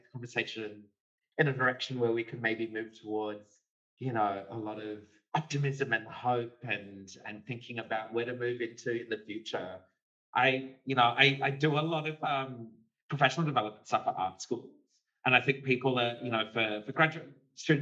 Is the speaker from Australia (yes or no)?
yes; Kalgoorlie, Western Australia, Australia; growing up in Kalgoorlie